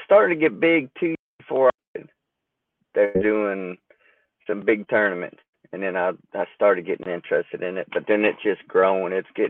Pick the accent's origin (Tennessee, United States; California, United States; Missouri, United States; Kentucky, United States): Kentucky, United States; I'm from the Kentucky area, but right. Currently, I live over here by Bowling Green, Smith Grove, and yeah. I moved here for one. I work